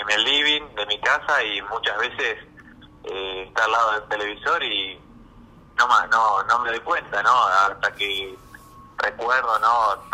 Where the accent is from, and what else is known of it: Argentina